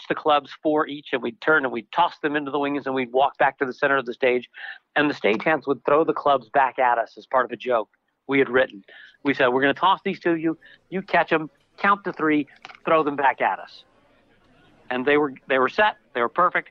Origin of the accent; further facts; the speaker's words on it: San Francisco, California, United States; also born or lived in Baton Rouge, Louisiana; now in Las Vegas, United States; I was born in Baton Rouge, Louisiana. My parents moved to California in 1968 to the Haight-Ashbury. They were determined to become hippies, and I was in San Francisco then as a little kid